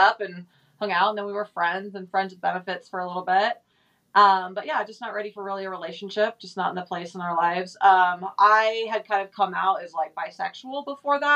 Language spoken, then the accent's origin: English; California, United States; now in Boise, United States; I was born here. I lived in California a lot of my childhood, but we're currently here in Boise, Idaho